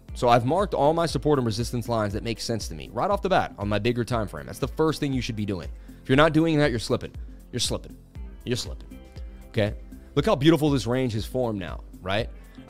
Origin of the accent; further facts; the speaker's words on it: New York, United States; I'm from New York, you know.